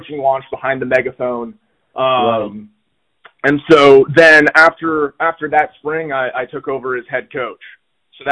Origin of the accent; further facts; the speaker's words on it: Phoenix, Arizona, United States; moved away; I'm originally from Phoenix